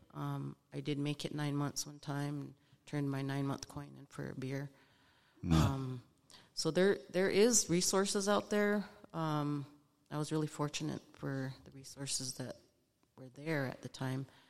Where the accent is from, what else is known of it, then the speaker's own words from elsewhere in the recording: Lame Deer, Montana, United States; moved away as an adult; originally, I'm from Lame Deer, Montana, eastern Montana, from the Northern Cheyenne tribe. So I grew up on a res, res kid